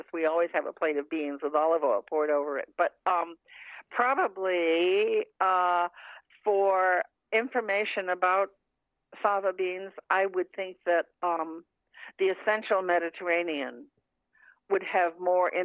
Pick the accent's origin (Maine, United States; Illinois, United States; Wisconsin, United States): Maine, United States; I grew up in Maine, and that's my kind of my family standing dish